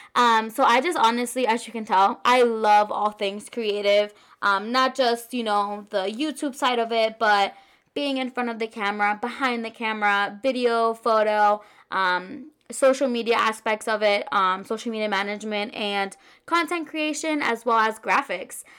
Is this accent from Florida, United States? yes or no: yes; Orlando, Florida, United States; also born or lived in Queens, New York; I've been a living in Orlando, Florida since I was pretty much, like, three or four years old